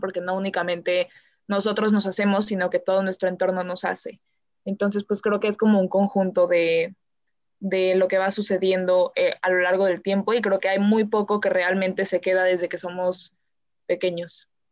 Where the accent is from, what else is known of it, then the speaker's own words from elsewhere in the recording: Mexico; soy mexicana